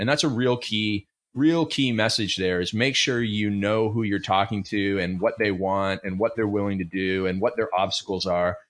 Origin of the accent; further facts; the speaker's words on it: Canada; I grew up in Canada